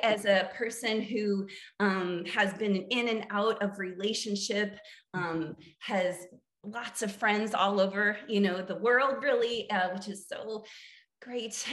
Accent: central Illinois, United States; moved away as an adult; also born or lived in New Jersey / New York / Chicago / Asheville, North Carolina; now in Austin, United States; I am from Illinois, grew up on a farm uh, in the middle of uh, central Illinois

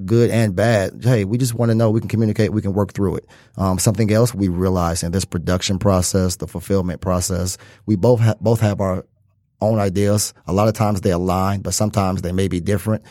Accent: Detroit, Michigan, United States; Born and raised in Detroit, Detroit native

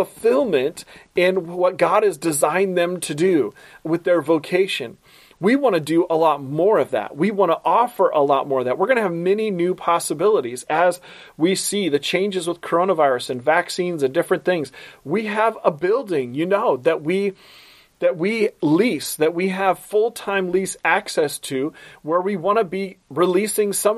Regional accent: Portland, Oregon, United States; now in Baltimore, United States; my hometown, Portland, Oregon

